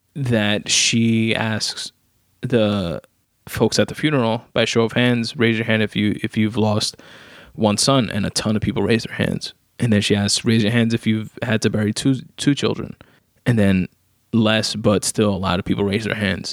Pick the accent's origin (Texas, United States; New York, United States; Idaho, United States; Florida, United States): New York, United States; New York City; I'm not from the Bronx, I'm from Queens, but still New York